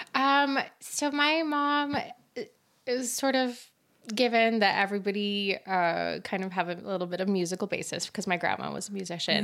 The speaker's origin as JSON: {"language": "English", "region": "Utah", "country": "United States", "tie": "born or raised there", "also_born_or_lived": "Kyiv, Ukraine", "said": "I'm more American than anything, and I've been in Utah since I was ten and grew up here"}